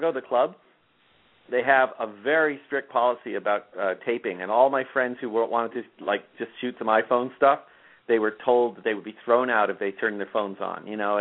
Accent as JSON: {"language": "English", "town": "Toronto", "region": "Ontario", "country": "Canada", "tie": "born or raised there", "moved": "yes", "said": "Toronto, my hometown"}